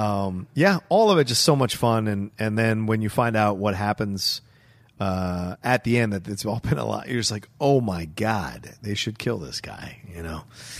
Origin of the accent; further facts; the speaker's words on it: the South, United States; I grew up in the South, so a lot of what I'm watching on the film, like you just feel an inherent attraction to, or it just affects you because you're like, oh yeah, I know these places